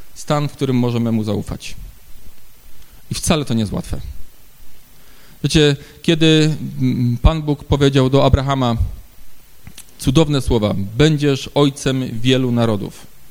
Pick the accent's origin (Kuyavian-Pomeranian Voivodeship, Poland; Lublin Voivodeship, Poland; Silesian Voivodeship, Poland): Silesian Voivodeship, Poland; Ustroń; u nas w Ustroniu